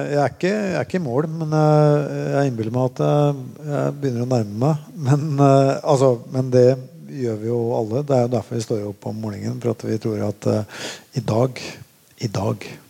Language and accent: Norwegian; Molde, Møre og Romsdal, Norway; also born or lived in Oslo; Jeg flytta fra Oslo da jeg var åtte år gammel og bodde i Molde